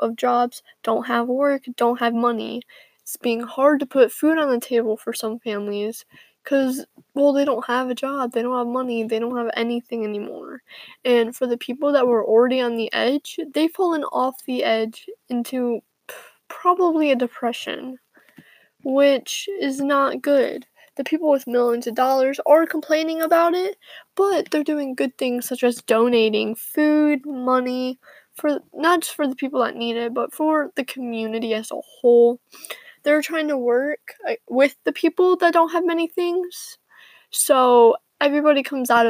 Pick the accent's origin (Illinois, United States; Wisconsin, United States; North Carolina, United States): Illinois, United States; I am from Illinois